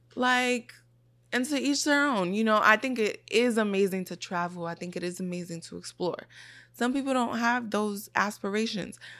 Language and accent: English; New York City, New York, United States; also born or lived in Brooklyn; I grew up in the Bronx and I grew up in Brooklyn.